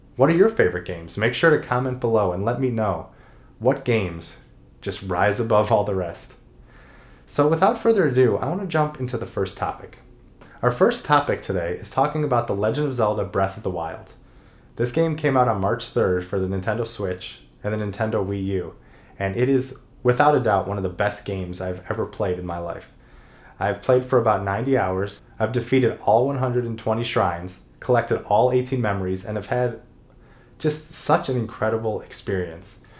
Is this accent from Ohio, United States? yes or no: yes; Cleveland, Ohio, United States; also born or lived in Columbus, Ohio; I was born in Cleveland, Ohio, and I went to the Ohio State University